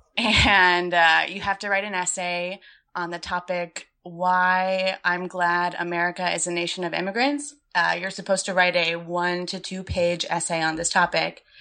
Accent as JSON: {"language": "English", "town": "Gulfport", "region": "Florida", "country": "United States", "tie": "born or raised there", "also_born_or_lived": "Chicago", "moved": "as an adult", "said": "I grew up in Gulfport, Florida, which is a really small town on the western coast of Florida on the Gulf of Mexico"}